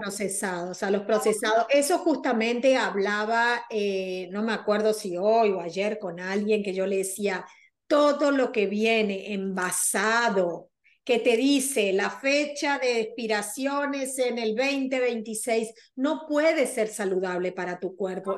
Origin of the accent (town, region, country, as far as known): Argentina